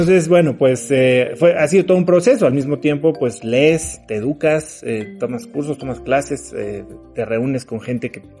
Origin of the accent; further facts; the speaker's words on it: Mexico; also born or lived in New York / Miami; soy mexicano